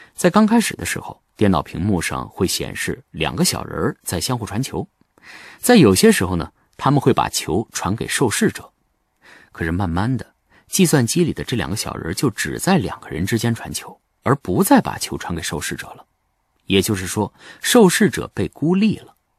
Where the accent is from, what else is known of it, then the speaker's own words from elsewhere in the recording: China; 我是一个中国人，我是汉族，我是南兴，我是北京师范大学的教授